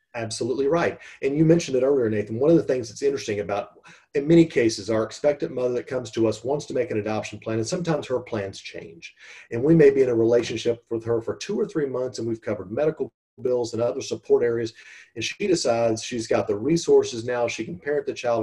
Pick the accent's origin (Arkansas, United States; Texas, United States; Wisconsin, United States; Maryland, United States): Texas, United States; born and raised in Texas